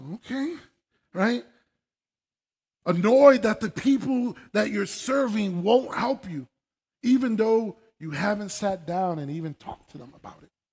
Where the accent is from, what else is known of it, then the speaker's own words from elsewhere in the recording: New York City, New York, United States; moved away; I was born and raised in New York City, uh, in the Bronx